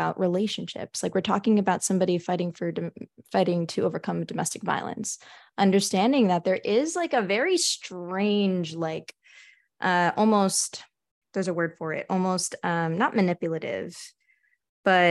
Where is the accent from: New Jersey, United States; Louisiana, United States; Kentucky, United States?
New Jersey, United States; Edison; I'm originally from Edison, New Jersey